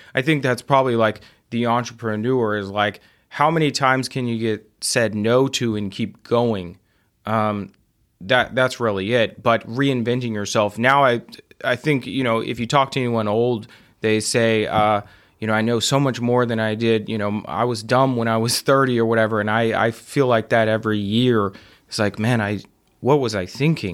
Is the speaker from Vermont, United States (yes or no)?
no; Midland, Texas, United States; moved away; also born or lived in Austin; I grew up in Midland